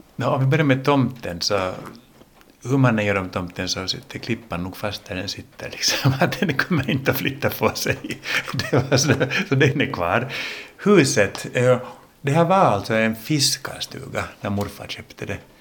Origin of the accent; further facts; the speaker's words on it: Helsinki, Uusimaa, Finland; accent: Finland Swedish; first language English; Swedish is a second language; also born or lived in United States / Åland; vi är ju inte födda i Finland, jag och min bror, vi är ju amerikaner från början. Vi föddes i Amerika och lärde oss då engelska, eller engelska var vårt modersmål. Och sen kom vi till Helsingfors när mamma och pappa skilde sig och eh, så switchade vi då till finlandssvenska